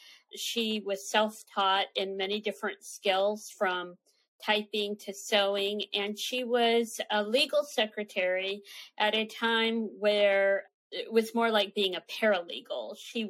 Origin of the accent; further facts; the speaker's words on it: San Francisco, California, United States; born there; Sure. Well, I was born on the Presidio in San Francisco at Letterman Army Hospital. My father was in the service.